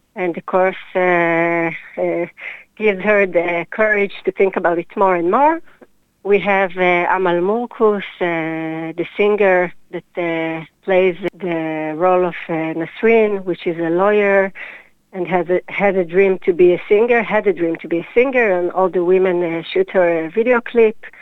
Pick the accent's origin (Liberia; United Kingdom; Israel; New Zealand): Israel; Hadera, Haifa District; also born or lived in Jerusalem; now in Tel Aviv, Israel; I was born in Hadera 38 years ago